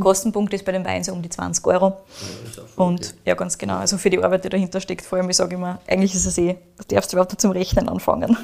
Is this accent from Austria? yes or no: yes; Austria; bei uns in Österreich